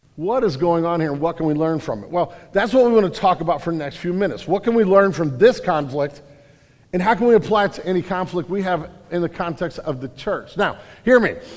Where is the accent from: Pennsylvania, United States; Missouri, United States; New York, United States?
Missouri, United States; St. Louis; also born or lived in California, Missouri; I grew up in St. Louis